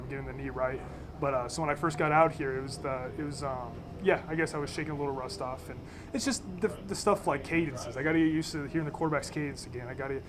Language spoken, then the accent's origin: English; Oregon, United States; because I'm from Oregon